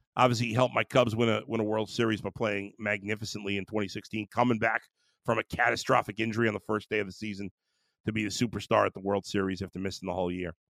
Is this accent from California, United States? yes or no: no; New York City, New York, United States; I grew up in Brooklyn